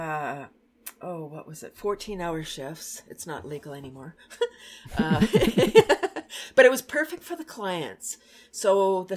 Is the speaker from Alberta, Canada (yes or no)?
no; Toronto, Ontario, Canada; moved away as an adult; also born or lived in Bradford, Ontario; I'm from Toronto